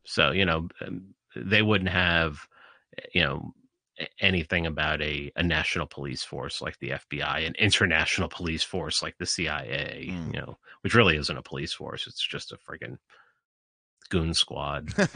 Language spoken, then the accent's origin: English; New York City, New York, United States; when I was growing up in the Bronx